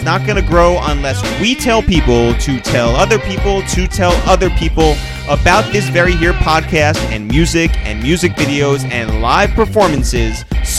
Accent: Westchester, New York, United States; we're two kids from Westchester, 30 minutes north of here

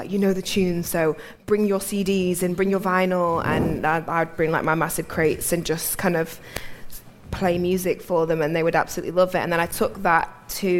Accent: Manchester, North West England, United Kingdom; moved away as an adult; now in London, United Kingdom; I'm originally from Manchester, which is probably why I've got a funny accent to some people that are listening

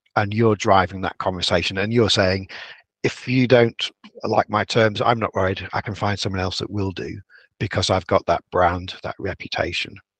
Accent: Yorkshire and the Humber, United Kingdom; I'm a Yorkshireman

